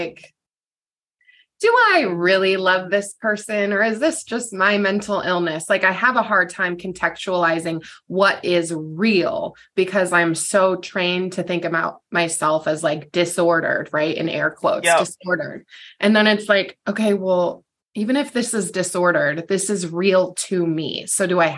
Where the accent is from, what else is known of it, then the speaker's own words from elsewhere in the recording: Pacific Northwest, United States; I'm from the Pacific Northwest